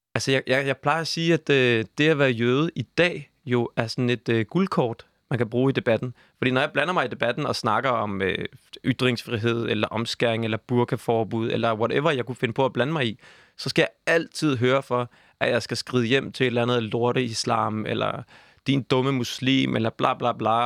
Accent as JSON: {"language": "Danish", "town": "Copenhagen", "region": "Capital Region of Denmark", "country": "Denmark", "said": "jeg er 29 år, jeg er fra København"}